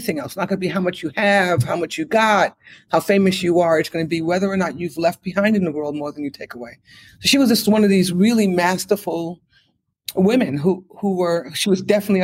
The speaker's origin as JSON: {"language": "English", "town": "New York City", "region": "New York", "country": "United States", "tie": "born or raised there", "said": "We grew up on the Lower East Side of Manhattan"}